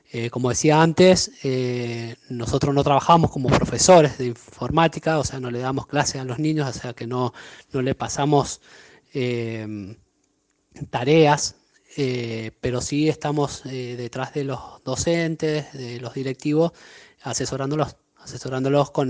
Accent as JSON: {"language": "Spanish", "town": "La Paz", "region": "Mendoza", "country": "Argentina", "said": "Em, soy de La Paz Mendoza."}